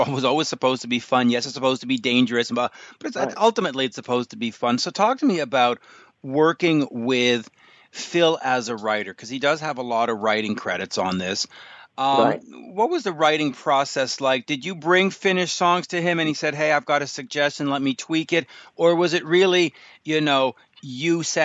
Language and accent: English; Canada; as a Canadian